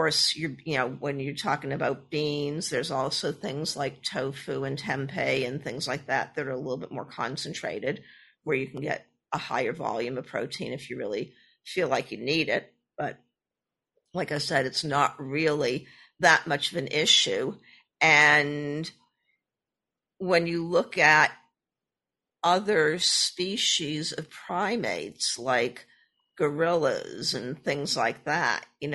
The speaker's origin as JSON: {"language": "English", "town": "Boston", "region": "Massachusetts", "country": "United States", "tie": "born or raised there", "said": "I was born and raised in the Boston area."}